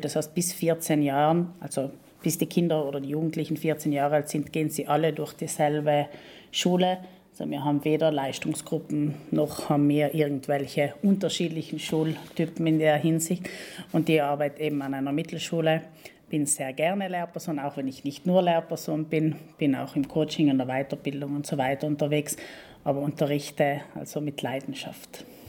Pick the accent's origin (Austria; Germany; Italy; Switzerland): Italy; Val Gardena, South Tyrol, Trentino-Alto Adige; moved away as an adult; now in Bolzano, Italy; ich bin Südtirolerin, eigentlich gebürtig von ähm, Gröden, aus Gröden